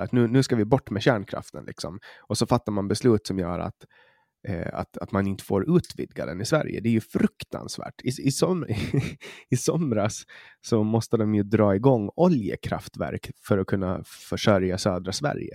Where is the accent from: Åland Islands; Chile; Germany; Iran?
Åland Islands; Åland; also born or lived in Stockholm; som ålänning